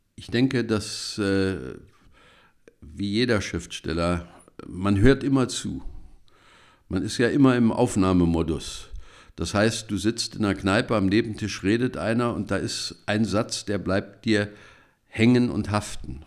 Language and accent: German; Germany; wir als Deutsche